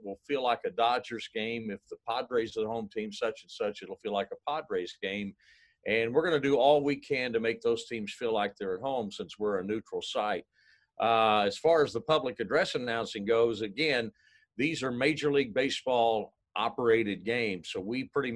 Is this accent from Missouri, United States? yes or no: yes; near St. Louis, Missouri, United States; moved away; I grew up near St. Louis